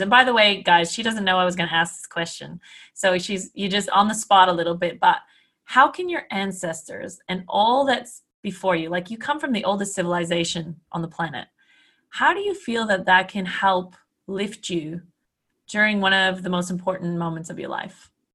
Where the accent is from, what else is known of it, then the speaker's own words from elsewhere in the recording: Canada; I'm Canadian.